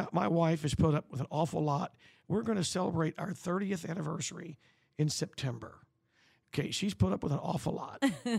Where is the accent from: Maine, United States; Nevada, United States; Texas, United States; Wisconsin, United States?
Texas, United States; Hempstead; When I was growing up in Hempstead, Texas, which is 50 miles northwest of here